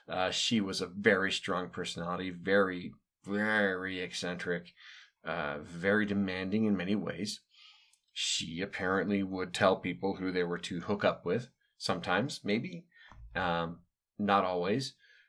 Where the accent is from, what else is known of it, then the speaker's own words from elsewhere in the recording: Chicago, Illinois, United States; born there; So I was born in 74 in Chicago, which is where they had set up shop for some time.